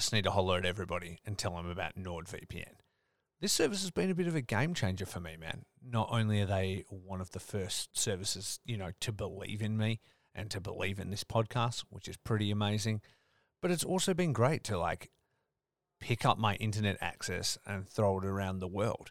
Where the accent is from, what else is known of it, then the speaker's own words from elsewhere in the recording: Australia; as an Australian